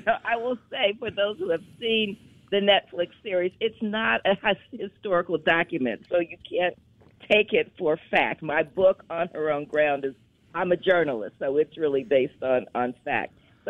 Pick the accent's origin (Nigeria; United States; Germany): United States; Indianapolis, Indiana; My mother was vice president of the Madam C.J. Walker Manufacturing Company when I was growing up in Indianapolis.